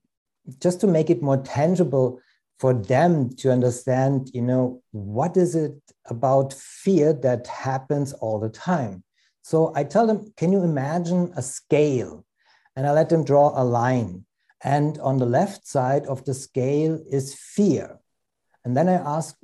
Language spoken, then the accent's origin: English; Germany; I'm originally from Germany, but I work worldwide, internationally, mostly North America